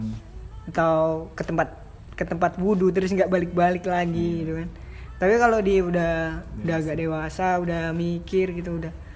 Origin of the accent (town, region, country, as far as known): Java, Indonesia